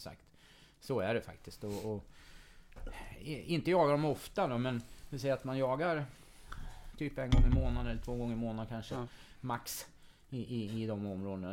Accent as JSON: {"language": "Swedish", "area": "near Katrineholm", "region": "Södermanland", "country": "Sweden", "tie": "born or raised there", "said": "född och uppvuxen här då på, utanför Katrineholm, cirka två mil utanför"}